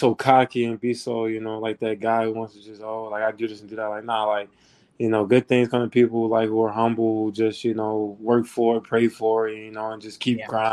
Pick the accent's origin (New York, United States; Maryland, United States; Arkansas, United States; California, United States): Maryland, United States; Baltimore; I'm from Baltimore, Maryland. It's kind of, you know, I'm a big, big Baltimore person. I rep it, you know, 410